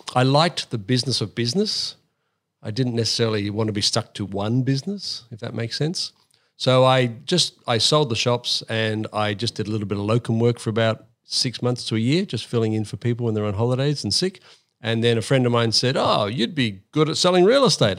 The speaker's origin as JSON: {"language": "English", "town": "Sydney", "region": "New South Wales", "country": "Australia", "tie": "born or raised there", "also_born_or_lived": "United Kingdom / Coffs Harbour", "said": "I grew up in Sydney as a, as a primary, late primary school kid."}